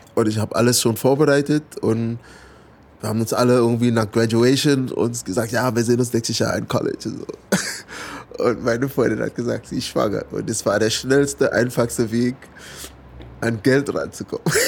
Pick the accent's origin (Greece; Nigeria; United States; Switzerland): United States; German is a second language; moved away as an adult; also born or lived in California; now in Berlin, Germany; Ich bin aufgewachsen in Amerika